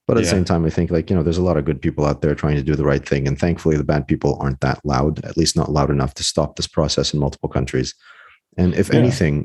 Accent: Boston, Massachusetts, United States; also born or lived in London; grew up as a kid in Boston

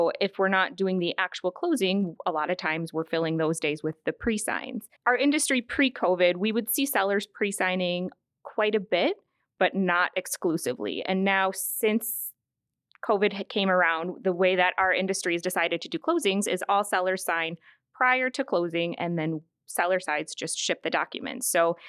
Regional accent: Chaska, Minnesota, United States; also born or lived in Waconia; I grew up in Chaska, so I've been a Carver County resident my whole life. I currently live out in Waconia, went to Chaska High School

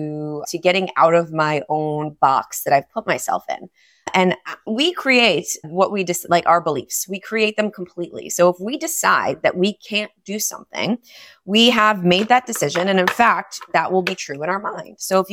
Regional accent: New York City, New York, United States; moved away as an adult; now in South Florida, United States; I'm from New York. I'm a New Yorker, and we moved to South Florida literally yesterday.

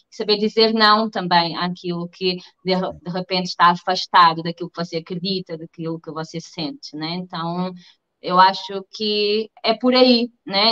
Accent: Portugal; moved away as an adult; also born or lived in Germany / Spain; now in Rio de Janeiro, Brazil; sou portuguesa e também brasileira, tá? já tenho nacionalidade brasileira.

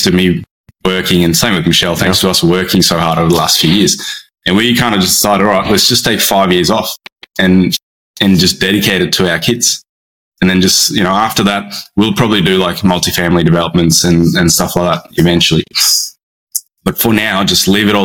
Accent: Brisbane, Queensland, Australia; I'm from Brisbane on the east coast of Australia.

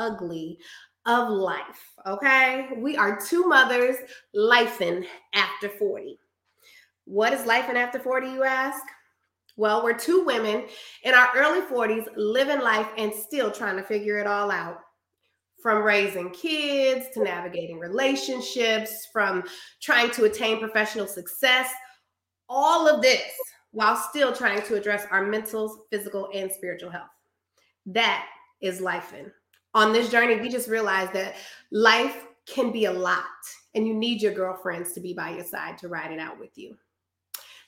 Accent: Des Moines, Iowa, United States; now in Dallas, United States; Born and raised in Des Moines, Iowa, currently residing in Dallas, Texas.

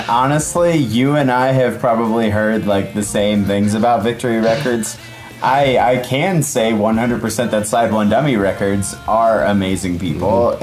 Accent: Midwest, United States; I'm from the Midwest

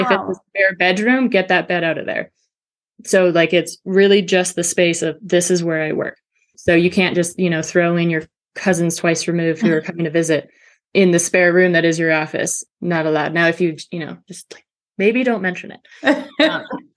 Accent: Canada; now in Georgia, United States; I'm Canadian

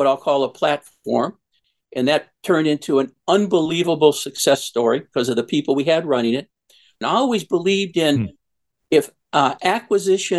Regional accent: Old Forge, Pennsylvania, United States; I'm from Old Forge, Pennsylvania. It's a coal mining town right outside of Scranton.

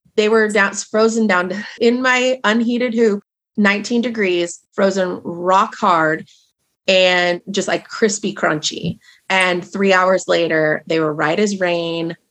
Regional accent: Marysville, Washington, United States; now in Stanwood, United States; So I was raised in Marysville, Washington, which is about 20 minutes away from here. So born and raised in the Pacific Northwest.

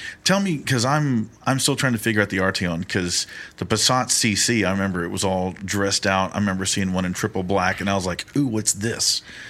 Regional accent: Mission, Texas, United States; I'm a Mission boy

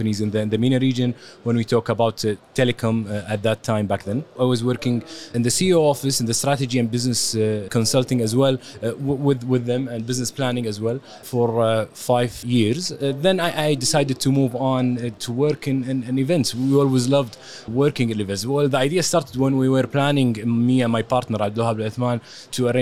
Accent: Kuwait; we are from Kuwait

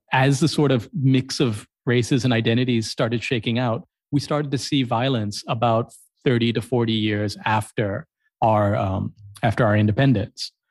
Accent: Columbus, Ohio, United States; now in Colombo, Sri Lanka; I grew up in Columbus, Ohio

